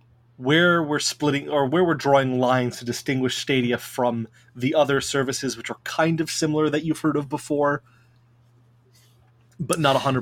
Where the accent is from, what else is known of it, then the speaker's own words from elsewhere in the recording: Connecticut, United States; I'm from Connecticut, so you know I know that area